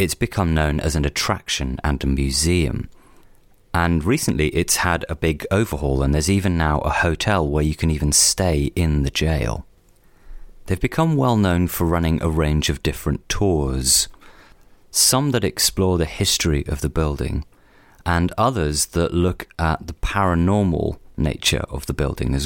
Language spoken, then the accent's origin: English; Cornwall, South West England, United Kingdom; Bodmin Jail is one of those places that I was always aware of growing up in Cornwall